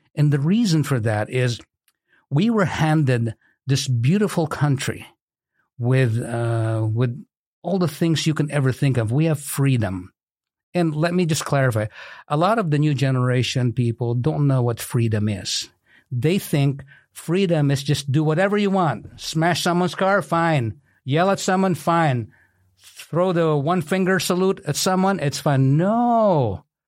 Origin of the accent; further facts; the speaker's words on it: Philippines; moved away as an adult; also born or lived in Kankakee County, Illinois; now in Bourbonnais, United States; I'm originally from the Philippines. I immigrated in the U S A in nineteen eighty-six as a physical therapist